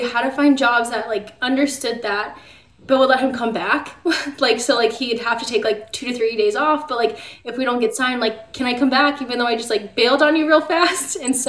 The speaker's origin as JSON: {"language": "English", "region": "Maryland", "country": "United States", "tie": "born or raised there", "also_born_or_lived": "Puerto Rico / Alabama / Virginia / Florida", "said": "And so I was born in Puerto Rico, and then we lived in Alabama, Virginia, Florida, and then Maryland. And Maryland's where I went to high school, 7th through high school"}